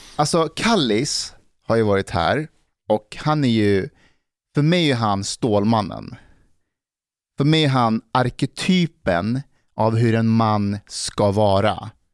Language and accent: Swedish; Älta, Stockholm County, Sweden; när jag växte upp i Älta